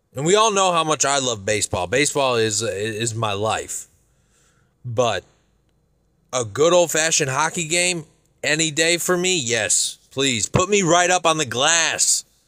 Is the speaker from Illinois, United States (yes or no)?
yes; Chicago, Illinois, United States; I'm from Chicago